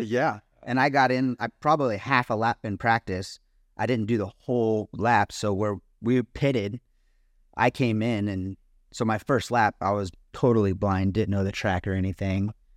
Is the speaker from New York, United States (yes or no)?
no; Ramona, California, United States; born or raised there; also born or lived in Poway, California / Alpine, California